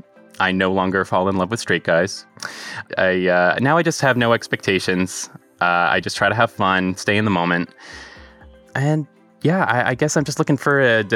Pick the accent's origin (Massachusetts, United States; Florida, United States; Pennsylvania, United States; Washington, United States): Massachusetts, United States; Marshfield; I'm 27 from Marshfield, Massachusetts.